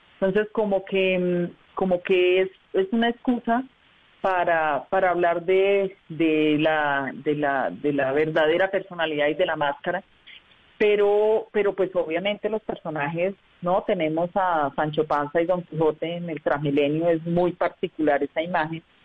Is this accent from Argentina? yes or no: no; Socorro, Santander, Colombia; also born or lived in Bucaramanga; now in Bogotá, Colombia